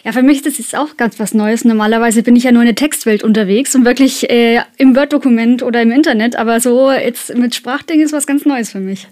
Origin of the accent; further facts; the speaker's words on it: Kulmbach, Bavaria, Germany; für uns Kulmbacher